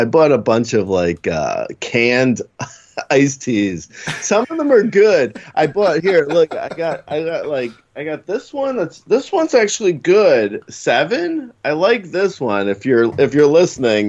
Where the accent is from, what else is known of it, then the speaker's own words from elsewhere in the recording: New York, United States; I'm from New York.